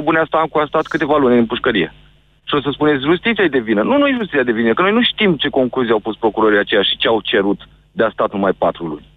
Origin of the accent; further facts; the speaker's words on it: Galați, Galați County, Romania; zona Galați, de unde sunt eu